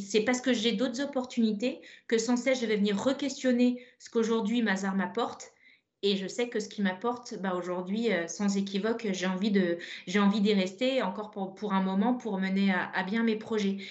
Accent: Brittany, France; pour nous bretonnes

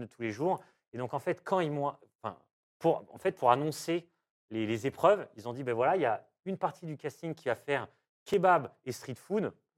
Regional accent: Diou, Auvergne-Rhône-Alpes, France; ma maîtresse de, maternelle quand j'étais petit à Diou

